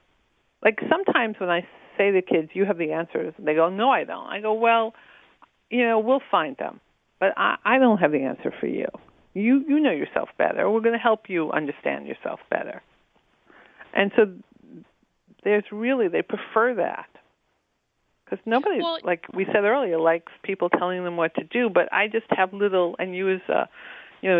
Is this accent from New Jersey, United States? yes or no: no; New York, United States; I grew up in New York